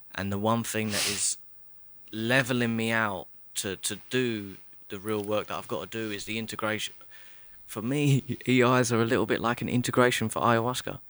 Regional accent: Chatham, South East England, United Kingdom; I'm from Kent, Chatham, and I'll always sound and look like a traveller

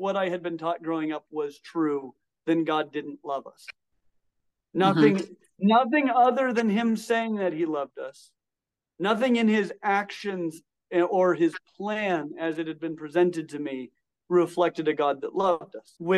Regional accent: Colorado, United States; I grew up in Colorado.

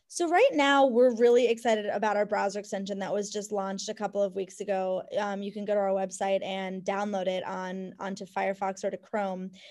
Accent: Cleveland, Ohio, United States; moved away; my home where I grew up in Cleveland.

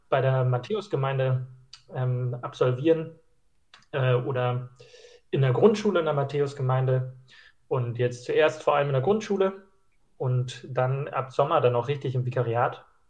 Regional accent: Schleswig-Holstein, Germany; moved away; Ich komme ursprünglich aus Schleswig-Holstein

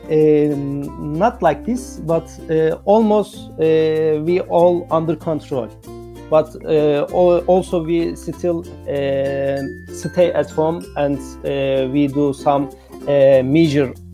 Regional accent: Turkey; English is a second language; Uh, I am from Turkey uh, and my major is electrical and electronics engineering.

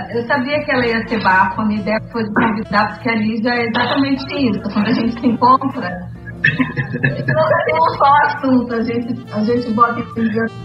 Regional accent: Manaus, Amazonas, Brazil; now in Rio de Janeiro, Brazil

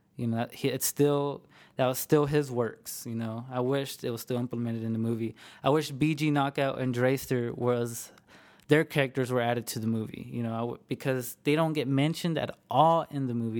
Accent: Amarillo, Texas, United States; I'm from Amarillo, Texas, born and raised

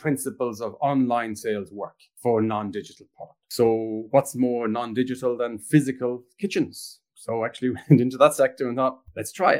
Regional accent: Ireland; moved away; also born or lived in England / Stockholm, Sweden / Toronto, Canada; I'm Irish originally

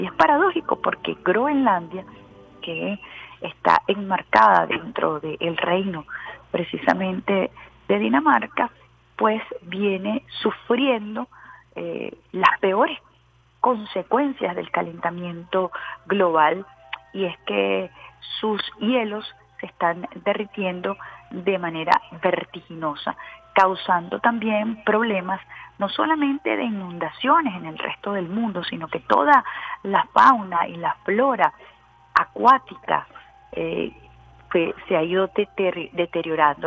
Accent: Venezuela; uno como venezolano defiende su gentilicio

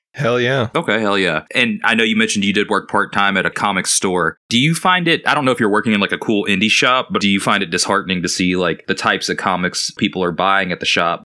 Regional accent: United States; Being an American

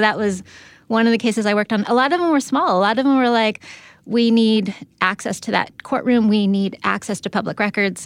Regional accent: San Diego, California, United States; I'm from San Diego

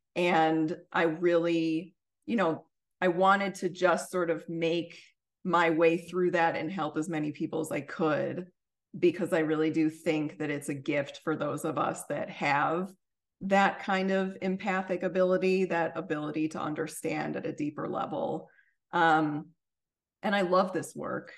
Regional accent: suburbs of Chicago, Illinois, United States; moved away; also born or lived in Washington, D.C.; where I'm from, which is the suburbs of Chicago

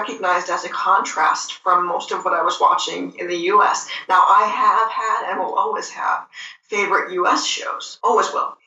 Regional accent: United States; I'm saying this as an American fan

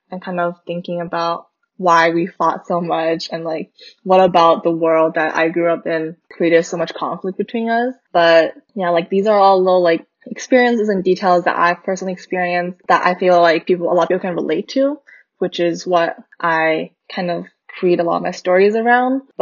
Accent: Vancouver, British Columbia, Canada; moved away as an adult; now in New York City, United States; I'm currently in New York City, but I grew up in Vancouver, where I went to a pretty STEM focused high school.

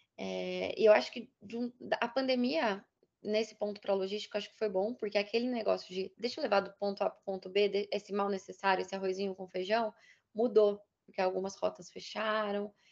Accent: Minas Gerais, Brazil; Eu sou mineira

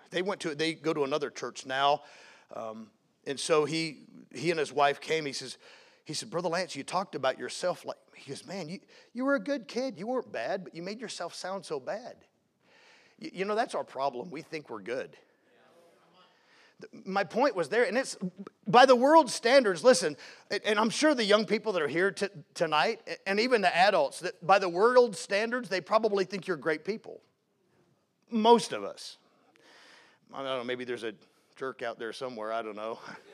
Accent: Seattle, Washington, United States; born there; Mom and dad grew up in the Northwest. That's where I was born in Seattle.

